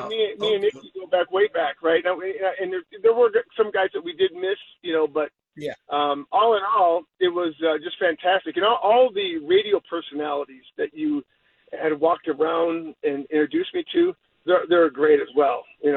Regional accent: Detroit, Michigan, United States; I'm from Detroit.

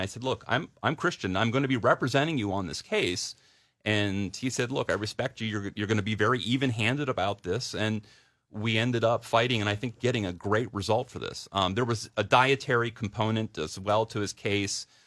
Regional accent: downstate Delaware, United States; moved away as an adult; also born or lived in New York; I grew up in Delaware. I, I was, I, I, I grew up downstate

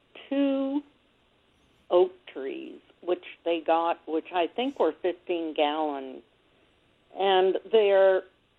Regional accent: East Coast, United States; now in California, United States; I'm from the East Coast

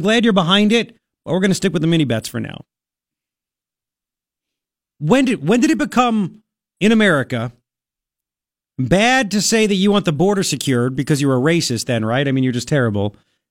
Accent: Long Island, New York, United States; I grew up on Long Island. Taxes are out the wazoo.

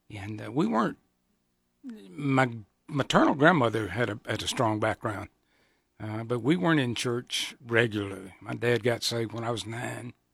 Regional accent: Georgia, United States; moved away as an adult; also born or lived in South Carolina / Atlanta; now in Nebraska, United States; I was born in South Carolina, raised in Georgia.

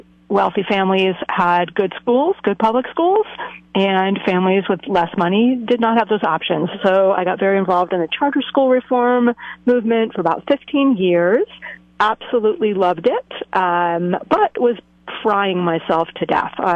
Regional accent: New Jersey, United States; moved away as an adult; also born or lived in Boston area; now in Cambria, United States; I am originally from the East Coast. I grew up in the woods of New Jersey

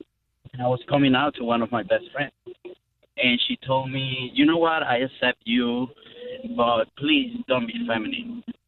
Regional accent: Venezuela; moved away as an adult; So pretty much my whole teenage years and my college years, I spent it in Venezuela.

